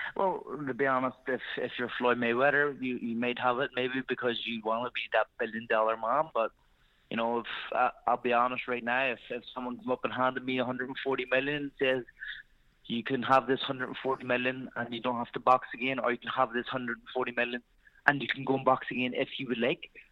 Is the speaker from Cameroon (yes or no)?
no; Ireland; I am Irish, you know, I need to represent my country